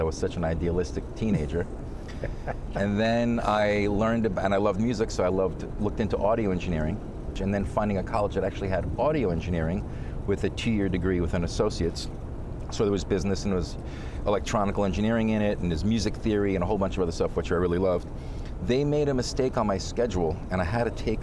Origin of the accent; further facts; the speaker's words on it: New York City, New York, United States; I'm first generation, so I was born here in Flushing, Queens